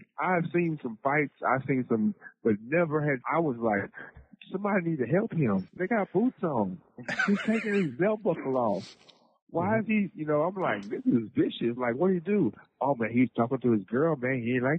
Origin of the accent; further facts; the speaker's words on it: Houston, Texas, United States; So I grew up in three different sides of Houston. I grew up in the Spring. I grew up in Third Ward. And of course, the Sam Houston part, right?